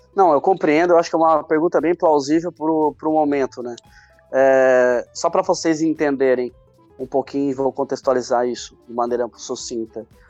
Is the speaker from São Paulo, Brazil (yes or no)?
no; Tubarão, Santa Catarina, Brazil; Sou do interior de Santa Catarina, cidade de Tubarão, e onde é a nossa sede aqui no sul de Santa Catarina